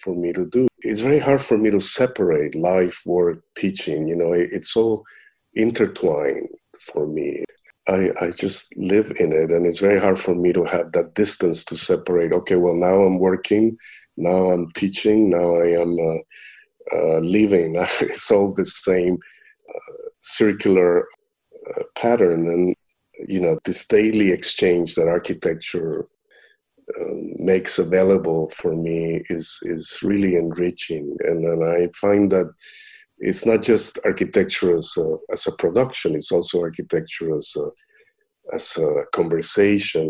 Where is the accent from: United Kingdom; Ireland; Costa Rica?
Costa Rica; moved away; I'm originally from Costa Rica